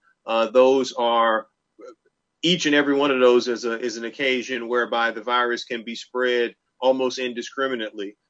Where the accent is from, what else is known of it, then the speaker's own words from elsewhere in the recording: New Orleans, Louisiana, United States; now in Durham, United States; I grew up in New Orleans.